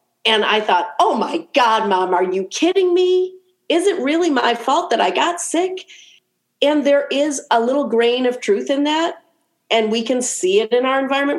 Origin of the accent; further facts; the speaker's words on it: Cleveland, Ohio, United States; Cleveland because it's my hometown and I love it